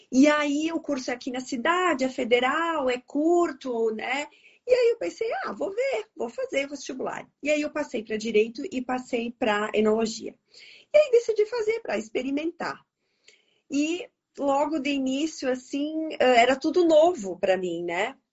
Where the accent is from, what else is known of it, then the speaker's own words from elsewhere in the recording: Bento Gonçalves, Rio Grande do Sul, Brazil; Então, claro que eu sou daqui de Bento Gonçalves, né?